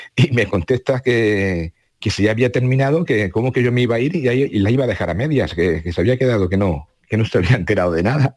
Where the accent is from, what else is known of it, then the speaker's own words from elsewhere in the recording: Córdoba, Andalusia, Spain; moved away as an adult; now in Baeza, Spain; aunque yo nací en Córdoba